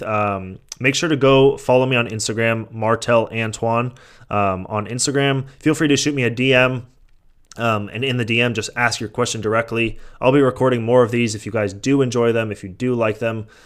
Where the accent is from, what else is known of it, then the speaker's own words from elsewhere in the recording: San Mateo, California, United States; moved away; I grew up in San Mateo